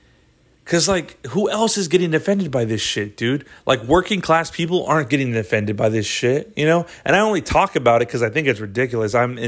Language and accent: English; New York, United States; because I grew up in New York and I grew up in an environment where people talked a little different, and I adopted that, you know, that dialect or whatever